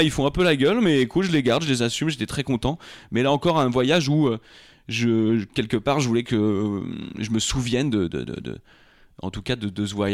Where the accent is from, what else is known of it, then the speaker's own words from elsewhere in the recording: Rambouillet, Île-de-France, France; also born or lived in Trappes; Moi, je suis né à Trappe et ensuite j'ai été au lycée à Rambouillet, à Bascan.